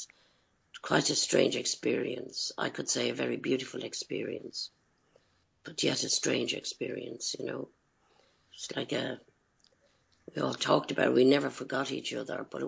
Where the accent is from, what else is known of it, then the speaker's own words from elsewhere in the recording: Dublin, Leinster, Ireland; moved away; Growing up in Dublin, in my childhood, my background is one of pain and betrayal